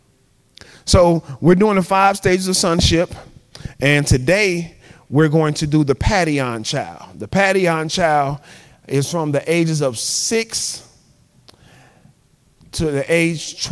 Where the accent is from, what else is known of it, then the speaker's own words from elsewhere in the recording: Chicago, Illinois, United States; I'm from Chicago